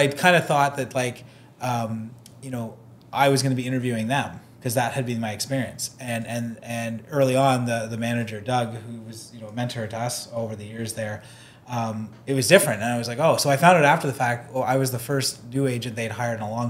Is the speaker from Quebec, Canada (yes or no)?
no; Oakville, Ontario, Canada; growing up in Oakville, like, there's lots of big real estate agents